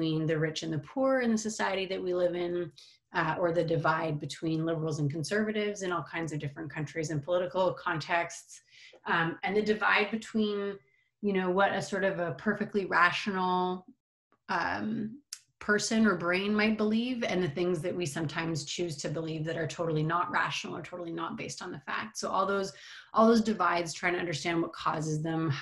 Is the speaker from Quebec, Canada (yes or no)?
yes; Montreal, Quebec, Canada; I am Canadian, grew up in Montreal